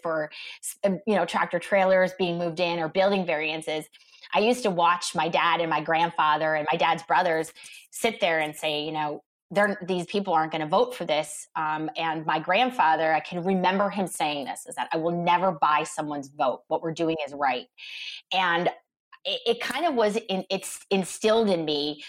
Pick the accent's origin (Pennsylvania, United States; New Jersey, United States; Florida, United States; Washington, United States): Pennsylvania, United States; Scranton; moved away as an adult; now in Oakmont, United States; I born and raised in Scranton, Pennsylvania. So I grew up in Scranton, and I left when I was 18 to go to Pitt.